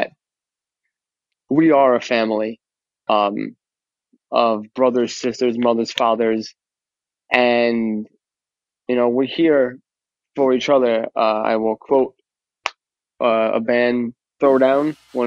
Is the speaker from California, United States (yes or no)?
no; New York, United States; accent: New York; moved away as an adult; now in New Jersey, United States; I grew up in New York I lived in New York for 26 years and I've been a Jersey resident for, I don't know now